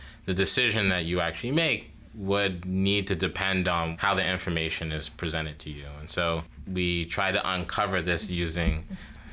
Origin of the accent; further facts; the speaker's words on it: New York City, New York, United States; moved away as an adult; now in Ithaca, United States; I'm originally from New York City, so it was great to have an opportunity to come back home.